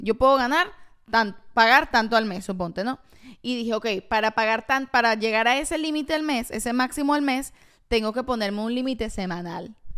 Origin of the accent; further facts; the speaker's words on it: Caracas, Capital District, Venezuela; Tú sabes que yo soy del oeste de Caracas.